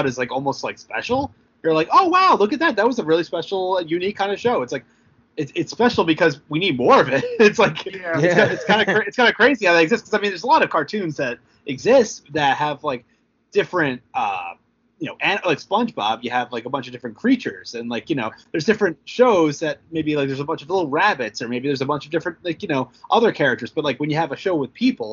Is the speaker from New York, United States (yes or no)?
yes; Long Island, New York, United States; I grew up on Long Island